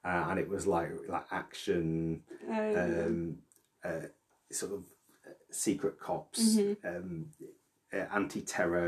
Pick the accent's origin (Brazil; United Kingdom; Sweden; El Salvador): United Kingdom; the North, the north of England; I grew up in the North.